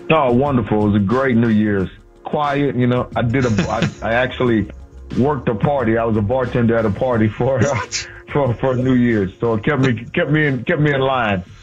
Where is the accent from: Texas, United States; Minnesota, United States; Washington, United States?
Texas, United States; Houston; moved away as an adult; also born or lived in Louisiana / Minneapolis; I'm from Houston.